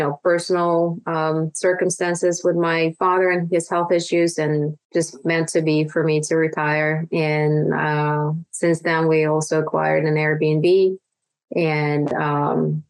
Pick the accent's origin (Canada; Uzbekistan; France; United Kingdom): Uzbekistan; English is a second language; moved away as an adult; now in United States